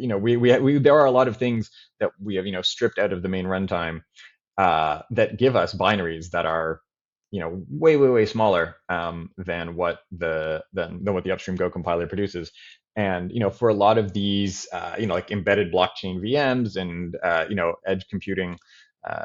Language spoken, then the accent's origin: English; Toronto, Ontario, Canada; I grew up in Toronto, and I had a normal Canadian upbringing